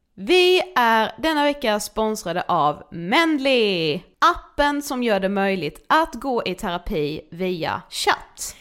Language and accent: Swedish; Karlshamn, Blekinge, Sweden; now in Stockholm, Sweden; jag är hemma i Karlshamn som ju vi är nu